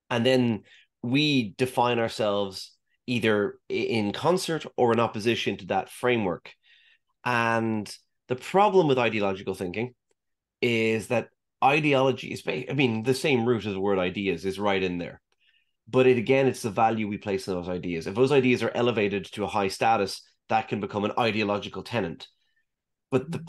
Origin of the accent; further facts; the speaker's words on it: Saudi Arabia; when I grew up in the Middle East, I grew up in Saudi Arabia.